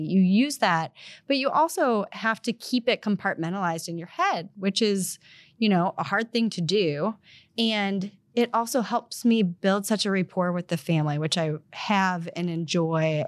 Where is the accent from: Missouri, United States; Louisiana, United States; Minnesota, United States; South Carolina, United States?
Missouri, United States; I'm from Missouri